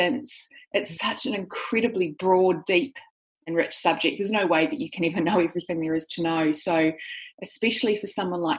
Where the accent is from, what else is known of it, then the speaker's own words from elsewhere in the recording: New Zealand; now in Sydney, Australia; I live in Sydney, Australia, but I'm actually a New Zealander. So I grew up in New Zealand